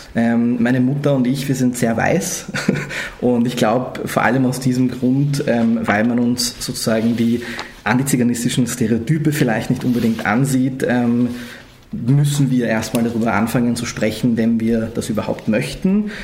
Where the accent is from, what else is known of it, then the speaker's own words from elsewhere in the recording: Vienna, Austria; ich bin in Österreich aufgewachsen, in Wien aufgewachsen